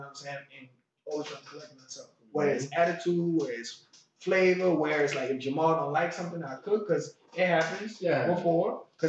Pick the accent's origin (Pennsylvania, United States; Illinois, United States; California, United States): California, United States; Hollywood; Because I'm from Hollywood. I've never had a lobster day in my life.